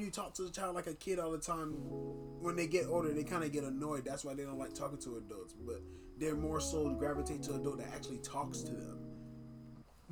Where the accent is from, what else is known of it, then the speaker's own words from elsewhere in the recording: Miami, Florida, United States; I'm not necessarily a ghetto child, but I grew up in Miami